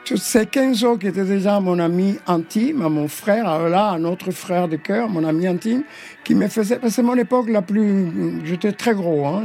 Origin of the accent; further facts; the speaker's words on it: Havana, Cuba; moved away as an adult; also born or lived in Paris, France; now in France; Je suis né à La Havane, Cuba, oui.